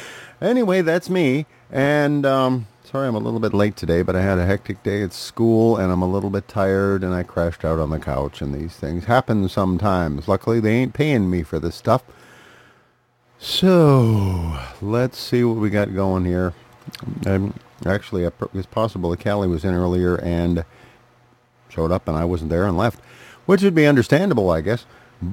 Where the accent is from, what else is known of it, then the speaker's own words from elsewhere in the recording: Duluth, Minnesota, United States; It is about 10 p.m. here in my hometown of Duluth, Minnesota, out on the edge of Lake Superior.